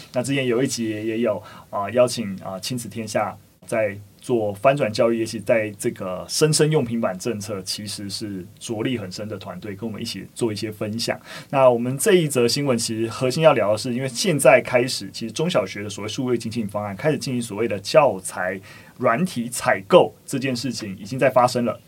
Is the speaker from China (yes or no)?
no; Taiwan; 我们自己台湾应该是有一些少学部分是每周一节课